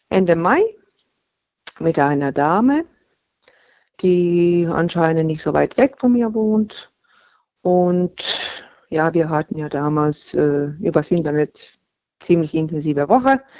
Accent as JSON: {"language": "German", "region": "Baden-Württemberg", "country": "Germany", "said": "Hm, Baden-Württemberg."}